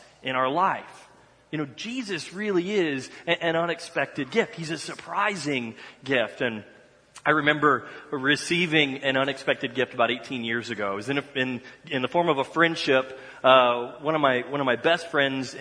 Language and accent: English; Dallas, Texas, United States; moved away; I grew up in Dallas, Texas